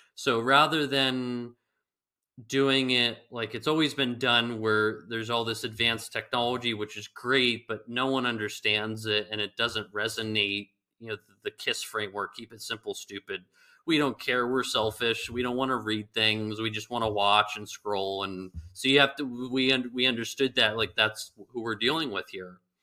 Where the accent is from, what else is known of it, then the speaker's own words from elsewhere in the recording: California, United States; moved away; the guy from California